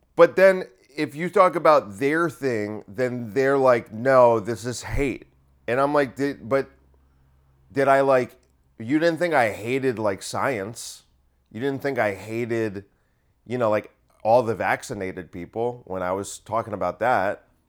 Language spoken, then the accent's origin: English; Bergen County, New Jersey, United States; I grew up in Bergen County.